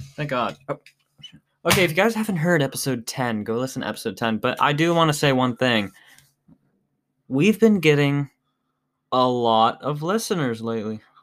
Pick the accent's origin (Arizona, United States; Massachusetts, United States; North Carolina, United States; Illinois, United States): Arizona, United States; now in Ohio, United States; I was born in Arizona